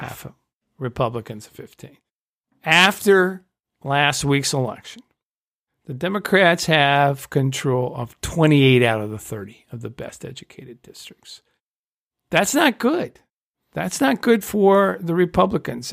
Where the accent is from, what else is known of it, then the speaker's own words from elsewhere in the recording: Indiana, United States; I grew up in Indiana